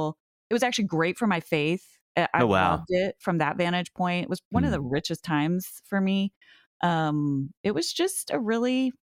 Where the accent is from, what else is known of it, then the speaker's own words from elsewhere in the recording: Sheridan, Wyoming, United States; And then, you know, back to Sheridan, which was my hometown.